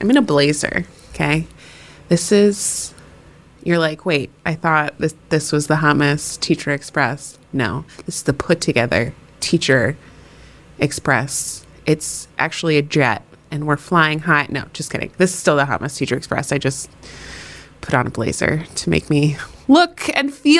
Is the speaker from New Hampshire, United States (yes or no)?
yes; New Hampshire, United States; my home state of New Hampshire